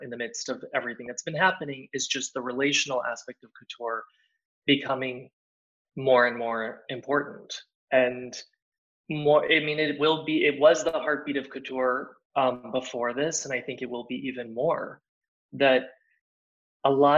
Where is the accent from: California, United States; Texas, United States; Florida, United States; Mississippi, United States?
Texas, United States; Plano; moved away as an adult; also born or lived in New York; now in Paris, France; being from Plano, Texas, being an American